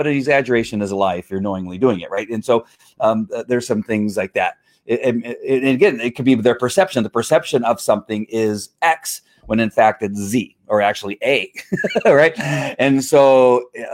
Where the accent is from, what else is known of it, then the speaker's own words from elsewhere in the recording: United States; as an American